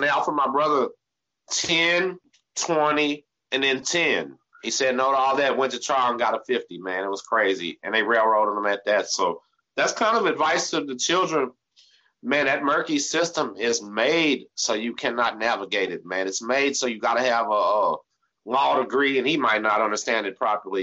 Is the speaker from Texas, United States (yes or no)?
yes; Texas, United States; We're from Texas